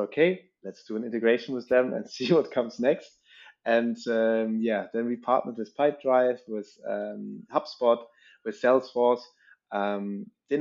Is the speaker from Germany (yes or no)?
yes; Northern Germany, Germany; moved away as an adult; now in Paris, France; I'm actually coming from Northern Germany